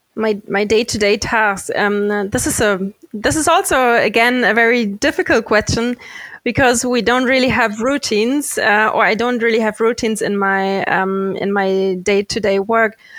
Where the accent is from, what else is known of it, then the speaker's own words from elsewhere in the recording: a city very close to Frankfurt, Hesse, Germany; born and raised in Germany, a city very close to Frankfurt